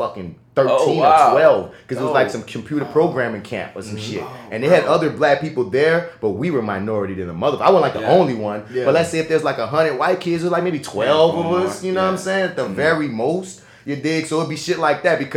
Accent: United States; being an American

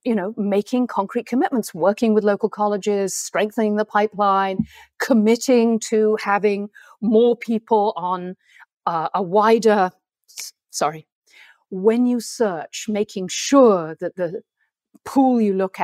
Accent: England, United Kingdom; accent: plummy; my plummy accent

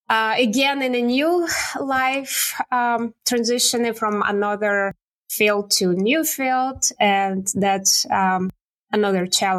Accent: Siberia, Russia; English is a second language; moved away as an adult; now in Canada; I was born and raised in Siberia

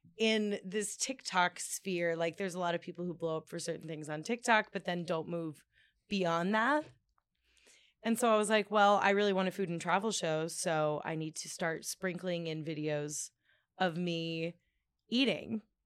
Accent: Washington, District of Columbia, United States; born or raised there; moved away

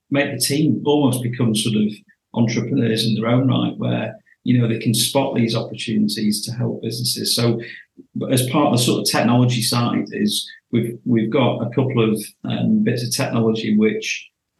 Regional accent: Cleveleys, near Blackpool, North West England, United Kingdom; I was born and bred in Cleveland

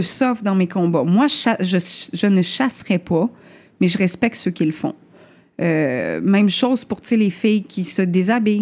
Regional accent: Chibougamau, Quebec, Canada; also born or lived in Limoilou, Quebec City; now in Quebec City, Canada; je viens de Chibougamau

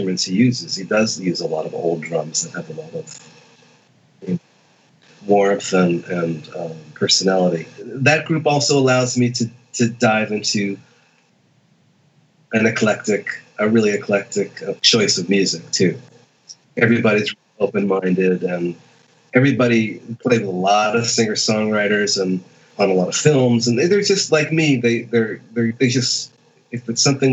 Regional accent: near Boston, Massachusetts, United States; I grew up in near Boston.

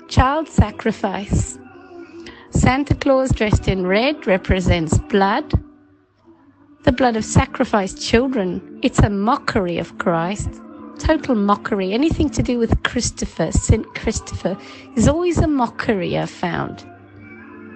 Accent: South Africa; now in England; I'm originally from South Africa

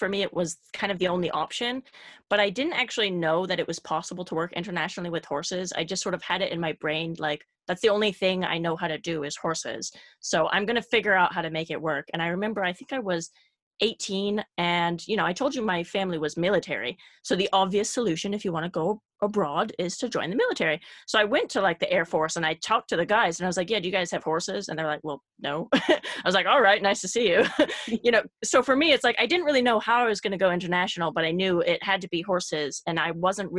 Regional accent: California, United States; moved away as an adult; also born or lived in Belgium; the small town that I grew up in California

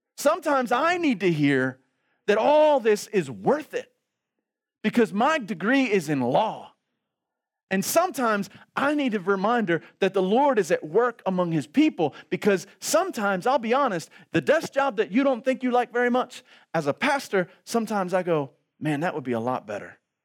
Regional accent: Baltimore, Maryland, United States; I grew up in Baltimore City.

